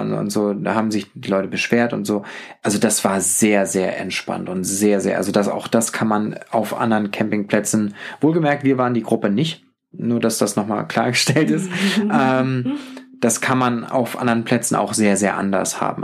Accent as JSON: {"language": "German", "region": "Northern Germany", "country": "Germany", "said": "mit meiner norddeutschen Art sehr aufgefallen"}